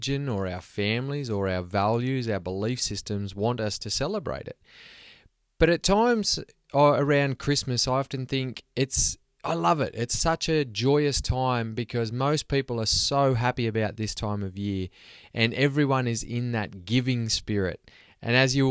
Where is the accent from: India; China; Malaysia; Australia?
Australia; now in Sweden; growing up in Australia